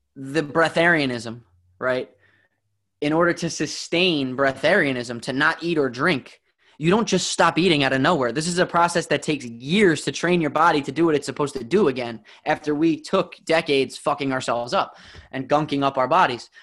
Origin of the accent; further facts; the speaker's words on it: New Jersey, United States; I grew up in New Jersey